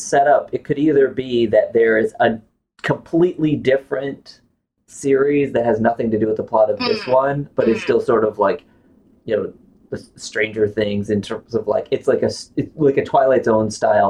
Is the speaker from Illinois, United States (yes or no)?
no; Maine, United States; I'm from Maine